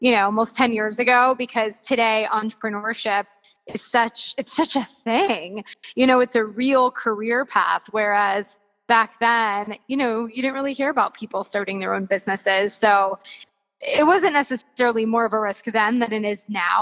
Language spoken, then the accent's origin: English; Florida, United States; moved away as an adult; now in California, United States; I'm originally from Florida. I moved to California